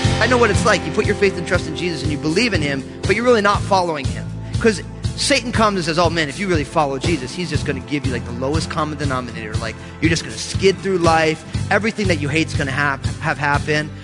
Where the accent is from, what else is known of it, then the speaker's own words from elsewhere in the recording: New Jersey, United States; I'm all Italian from New Jersey.